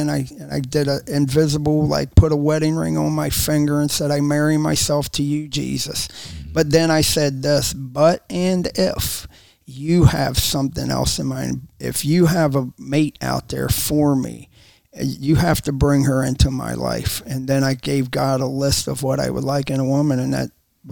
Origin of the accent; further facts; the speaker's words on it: Maryland, United States; now in Florida, United States; I'm from Maryland